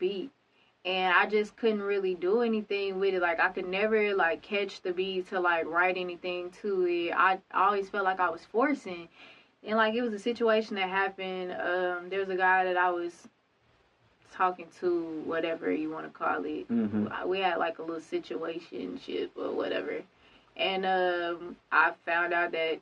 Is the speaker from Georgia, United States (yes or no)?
no; Conway, Arkansas, United States; also born or lived in Pine Bluff, Arkansas; I was born in Pine Bluff, Arkansas, raised in Conway, Arkansas, graduated from Conway High School